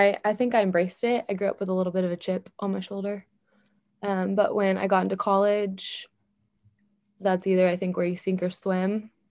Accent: Fort Worth, Texas, United States; I do love Texas. I love Jesus more, but I love Texas. No, I was born and raised here in the Fort Worth area. I grew up a coach's kid. Football in Texas is a religion of its own

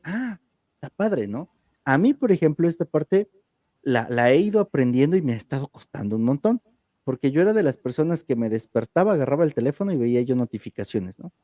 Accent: Oaxaca, Mexico; mil ocho mil decimos aquí en Oaxaca

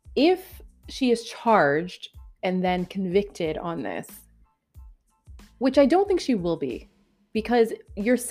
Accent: Canada; now in Ontario, Canada; being a Canadian, thank God I live in Ontario

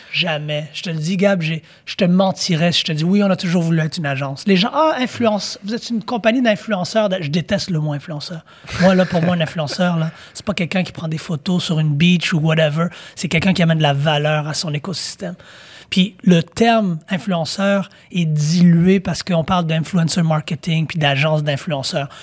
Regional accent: Quebec, Canada; On est trop authentique en tant que Québécois

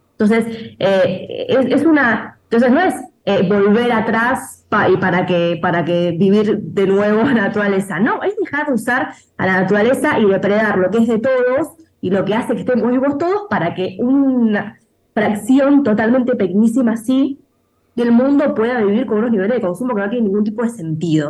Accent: Argentina; also born or lived in Buenos Aires; en mi país eh, vivimos la peor sequía

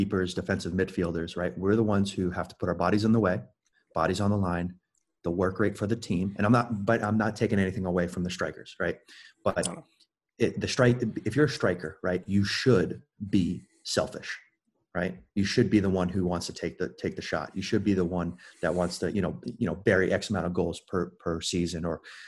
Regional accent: Melbourne, Florida, United States; moved away as an adult; also born or lived in Belgium; Born and raised in Melbourne, Florida.

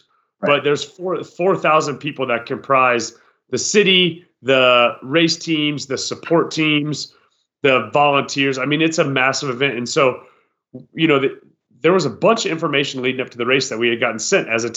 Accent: Iowa, United States; as a boy rather, growing up in Iowa

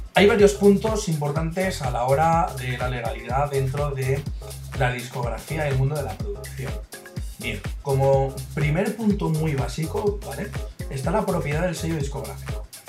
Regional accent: Valencia, Valencian Community, Spain; nosotros somos de Valencia, ¿vale? Es una ciudad que está en la Comunidad Valenciana

